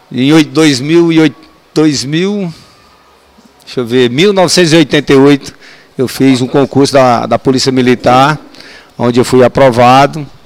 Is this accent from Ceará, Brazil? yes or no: yes; Pereiro, Ceará, Brazil; born there; also born or lived in Brasília; now in Ceilândia, Brazil; nasci no Ceará, né, em Pereiro. Vim para Brasília em 67. Morei na Vila do API.